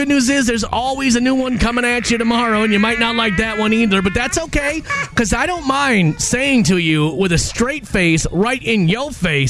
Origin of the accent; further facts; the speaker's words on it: Minnesota, United States; I think because I grew up in Minnesota.